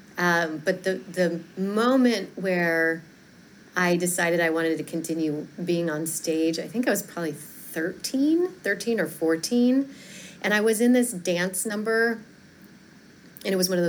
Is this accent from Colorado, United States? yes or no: yes; Fort Collins, Colorado, United States; moved away as an adult; also born or lived in San Francisco / Chicago; I grew up in Colorado. I grew up in a town called Fort Collins, an hour north of Denver